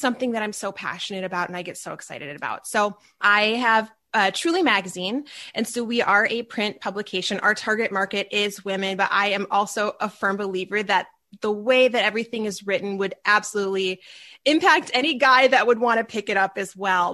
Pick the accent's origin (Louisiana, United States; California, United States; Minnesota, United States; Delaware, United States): Minnesota, United States; Minneapolis; I am from the Minneapolis, Minnesota area. So if you hear that accent come out